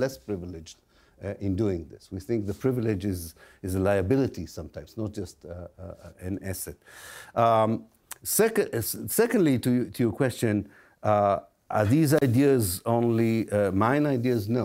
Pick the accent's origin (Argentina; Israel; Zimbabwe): Israel; moved away; I'm an Israeli Jew. I was born in Israel, I went to the Israeli army